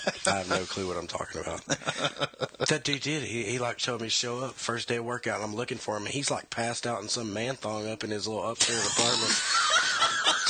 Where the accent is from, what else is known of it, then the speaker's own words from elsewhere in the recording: Gholson, Texas, United States; I was from Gholson